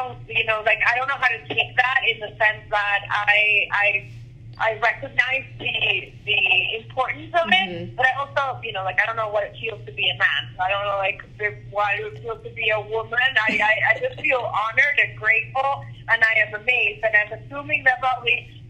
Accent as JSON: {"language": "English", "country": "Venezuela", "said": "I'm from Venezuela"}